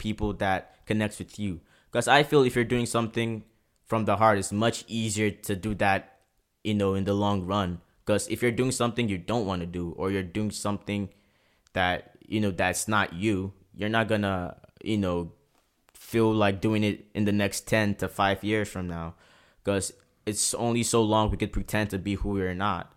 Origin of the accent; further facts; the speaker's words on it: Port Harcourt, Rivers State, Nigeria; now in Prince Edward Island, Canada; growing up in Port Harcourt was very, very tough